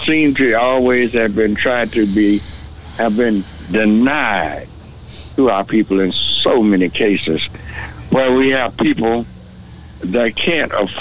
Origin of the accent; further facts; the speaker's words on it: Hearne, Texas, United States; now in Dallas, United States; in Hearn, Texas, my hometown